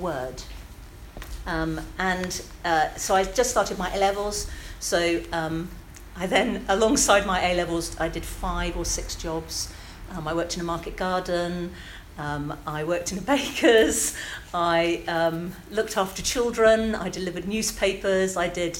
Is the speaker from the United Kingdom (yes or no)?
yes; Bristol, South West England, United Kingdom; I am Bristol born and bred, my flower. I was born in the King's Wood